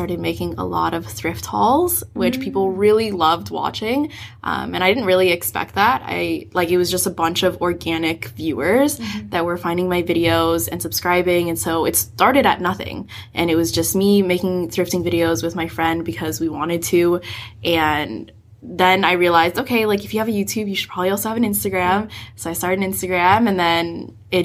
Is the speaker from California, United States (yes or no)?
yes; San Francisco, California, United States; now in Vancouver, Canada; I grew up in San Francisco